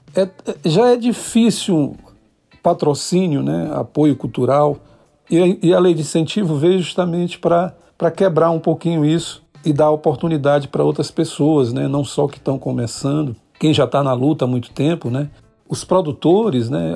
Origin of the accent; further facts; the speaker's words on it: São Luís, Maranhão, Brazil; eu sou da terra do tambor de crioula, do bumba meu boi, da capital brasileira do reggae, né, da Jamaica brasileira. Eu sou do, dos casarios portugueses, dessa ilha que é sol o ano inteiro e que tem um carinho muito especial por todos. Que chega na ilha, a gente recebe com muito carinho. Estou falando de São Luís do Maranhão.